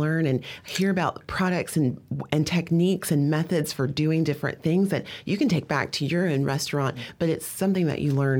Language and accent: English; Greenville, South Carolina, United States; I'm from the South. I'm from Greenville